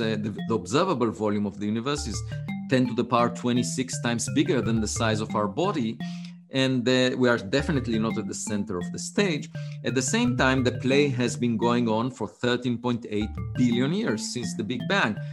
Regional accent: Israel; English is a second language; moved away as an adult; I was born in Israel, uh, on a farm

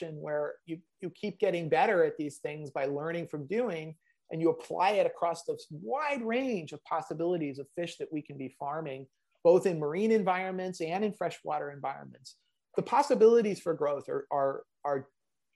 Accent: San Diego, California, United States; I grew up in San Diego

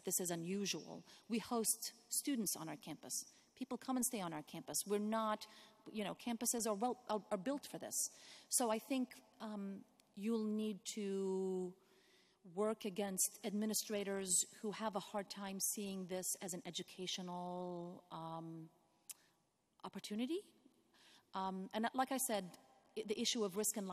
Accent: Jordan; also born or lived in Greensboro, North Carolina; now in American South, United States; I grew up in Jordan.

